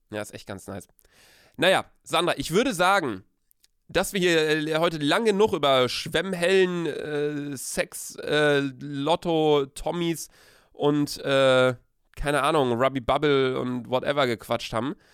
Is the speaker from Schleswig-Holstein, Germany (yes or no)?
no; Cologne, North Rhine-Westphalia, Germany; als Kölner geht man eigentlich nicht an den Rhein saufen